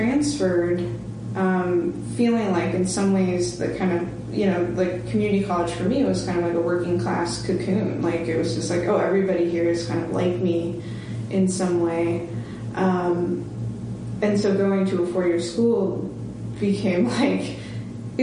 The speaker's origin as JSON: {"language": "English", "region": "Washington", "country": "United States", "tie": "born or raised there", "also_born_or_lived": "Tulsa, Oklahoma", "moved": "as an adult", "lives_now": "Hartford, United States", "said": "My mom's family in Washington, where I was growing up"}